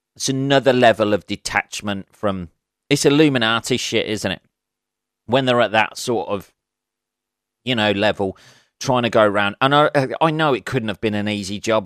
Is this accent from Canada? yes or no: no; England, United Kingdom; being an Englishman